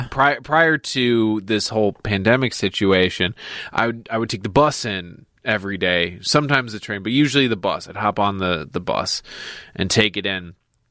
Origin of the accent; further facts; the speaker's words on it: Chicago suburbs, Illinois, United States; grew up in the suburbs. I would never claim to be from Chicago. I was born in Chicago, grew up in the suburbs.